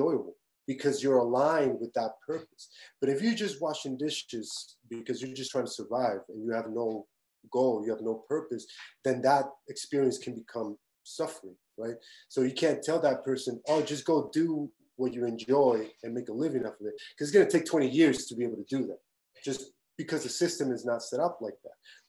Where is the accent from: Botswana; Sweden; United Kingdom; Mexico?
Mexico; Tijuana, Baja California; moved away; where I grew up in Tijuana